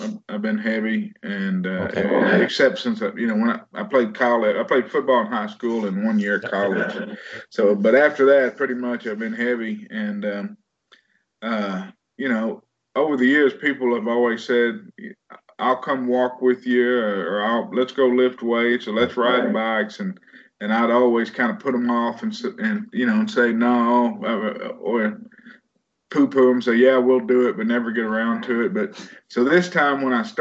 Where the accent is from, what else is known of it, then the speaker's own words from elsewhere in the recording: Waxahachie, Texas, United States; born and raised in Texas. Almost born and raised in Waxahachie, Texas